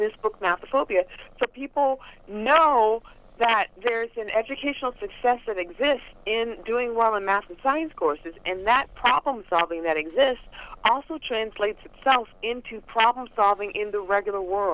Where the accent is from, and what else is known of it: Los Angeles, California, United States; born or raised there